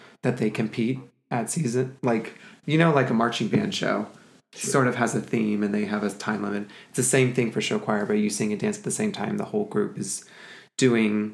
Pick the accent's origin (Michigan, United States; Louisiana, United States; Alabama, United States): Alabama, United States; Birmingham; now in Atlanta, United States; I grew up in Birmingham